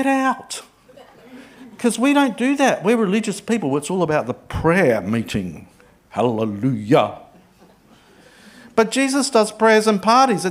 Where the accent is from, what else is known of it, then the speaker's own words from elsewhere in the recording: Adelaide, South Australia, Australia; I grew up in Adelaide